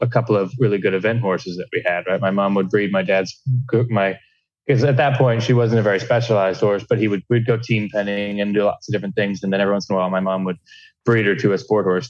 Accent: Duvall, Washington, United States; I'm in my home and my hometown

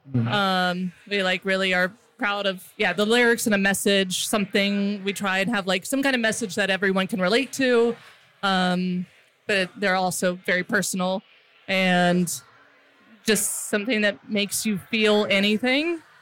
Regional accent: Texas, United States; also born or lived in Colorado / Telluride, Colorado; now in Longmont, United States; I was born in Colorado. Okay. So, yeah. Yeah, but grew up in Texas.

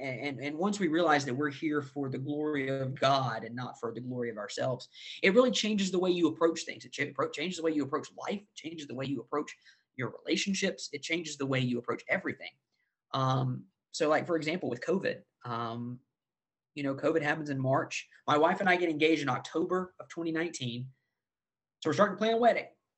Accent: the South, United States; As a Christian, growing up in the South

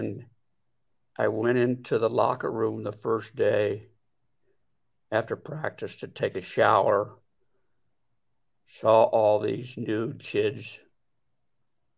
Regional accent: Delaware, Ohio, United States; I come from Delaware, Ohio, where I was for all my working life was in the custom clothing business

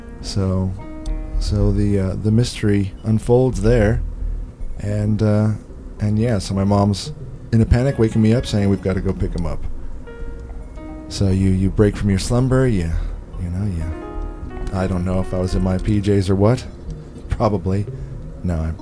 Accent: Arizona, United States; growing up in Arizona near the Colorado River

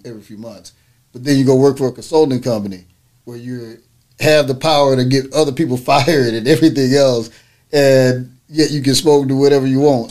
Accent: Orange, Texas, United States; also born or lived in North Carolina; I'm actually I was born in North Carolina, raised in Orange, Texas

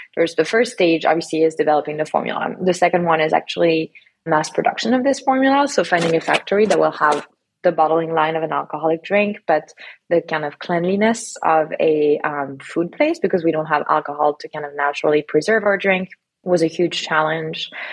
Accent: Lyon, Auvergne-Rhône-Alpes, France; also born or lived in south of France; now in United States; I actually grew up in France fully. I grew up in Lyon

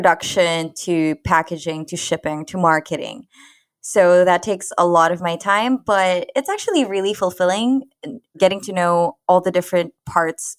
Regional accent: Philippines; as a Filipina

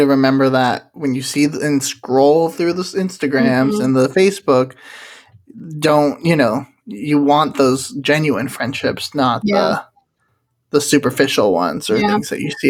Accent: Orlando, Florida, United States; us growing up in Orlando

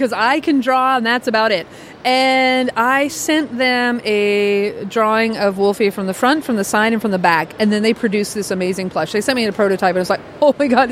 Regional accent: New York, United States; I grew up watching those on, like, PBS growing up in New York.

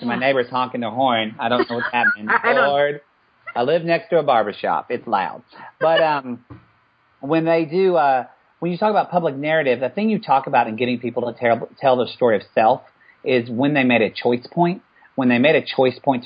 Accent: the South, United States; here I am as a white privileged male growing up in the South

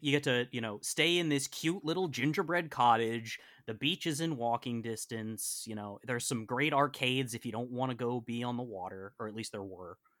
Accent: Western Massachusetts, United States; I grew up in Western Massachusetts

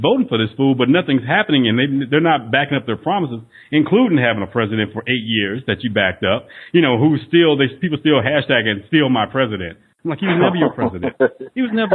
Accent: Northeast Texas, United States; I was raised in Northeast Texas

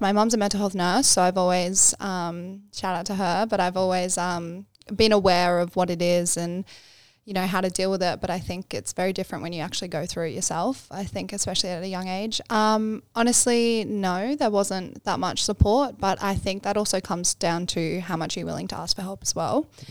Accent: Bribie Island, Queensland, Australia; also born or lived in Canberra / Braidwood; now in Sunshine Coast, Australia; we moved to Bribey Island, which is where I grew up, um, when, when I was quite young

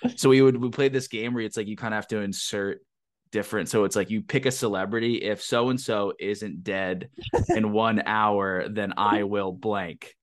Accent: Pennsylvania, United States; moved away; also born or lived in Vermont; I grew up in Pennsylvania

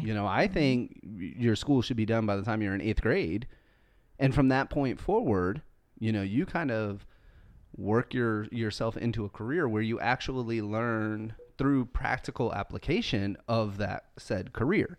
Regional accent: United States; I am an American

